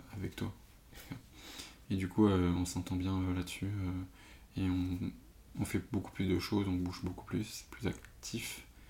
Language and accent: French; Paris suburbs, Île-de-France, France; je suis de banlieue parisienne